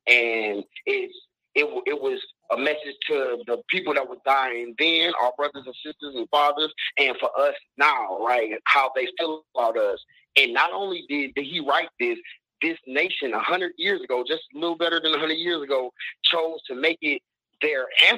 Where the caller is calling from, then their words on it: Detroit, Michigan, United States; I'm calling from Detroit.